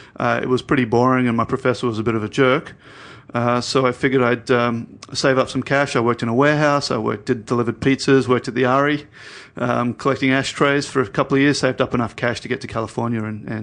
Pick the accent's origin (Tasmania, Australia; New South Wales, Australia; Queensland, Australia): New South Wales, Australia; Sydney; I grew up in Sydney.